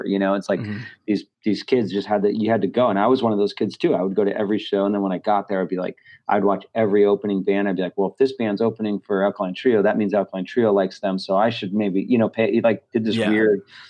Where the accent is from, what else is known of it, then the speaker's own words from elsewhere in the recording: Chicago, Illinois, United States; now in Los Angeles, United States; I was from Chicago